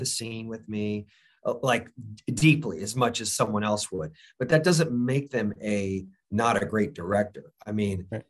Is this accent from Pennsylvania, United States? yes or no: no; Florida, United States; I grew up in Florida